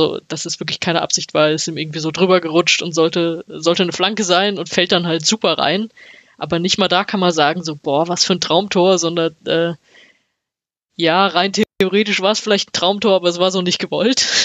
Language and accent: German; Bochum, North Rhine-Westphalia, Germany; Also weiß ich nicht, wo ich als Bochumer ansetzen würde.